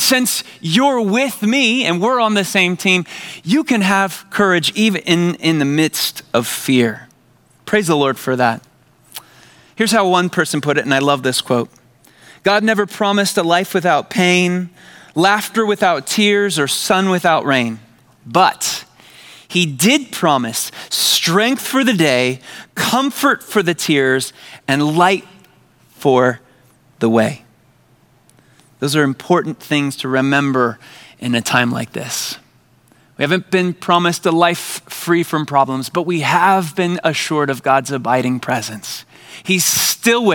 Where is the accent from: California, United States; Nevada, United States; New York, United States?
California, United States; San Diego; I grew up in San Diego